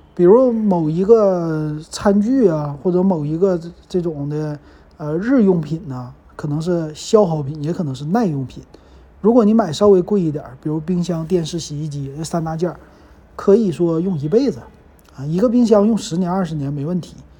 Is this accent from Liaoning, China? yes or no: yes; Liaoning, China; moved away; 那按理说我们辽宁这储蓄应该是最良性发展的